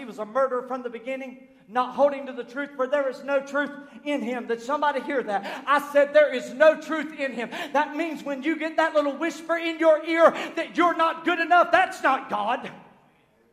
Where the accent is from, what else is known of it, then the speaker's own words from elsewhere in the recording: Southern United States, United States; accent: southernized American; I speak southernized American. We eat collard greens and biscuits